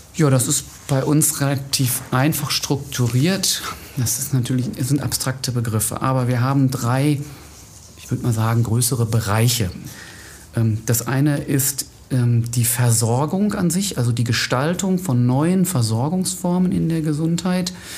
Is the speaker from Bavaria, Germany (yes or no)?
no; Wetter, North Rhine-Westphalia, Germany; moved away as an adult; now in Essen, Germany; Ich bin geboren in Wetter an der Ruhr und habe da die Hälfte meines Lebens ungefähr gelebt